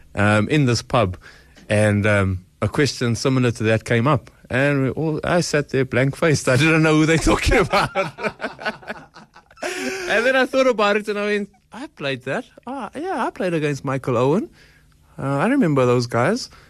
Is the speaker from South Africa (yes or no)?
yes; Boksburg, Gauteng, South Africa; I'm just slightly from Boksburg